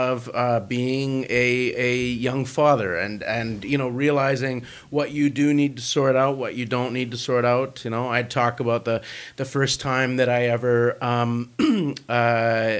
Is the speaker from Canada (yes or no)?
yes; Vancouver, British Columbia, Canada; I'm from Vancouver